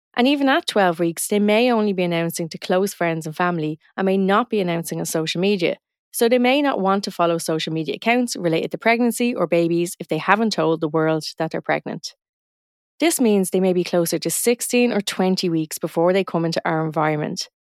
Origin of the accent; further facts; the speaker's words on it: Dublin, Leinster, Ireland; accent: north side Dublin; I'm from a part of Dublin, Ireland, and I'm from the north side of the city, and we have a very distinct accent